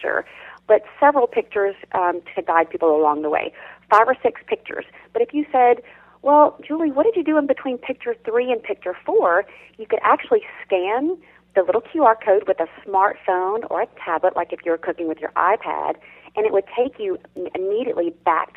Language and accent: English; South Louisiana, United States; I grew up in South Louisiana